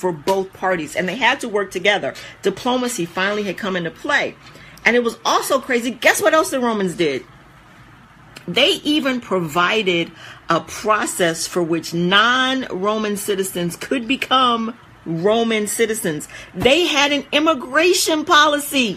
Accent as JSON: {"language": "English", "country": "United States", "said": "who we are as American citizens"}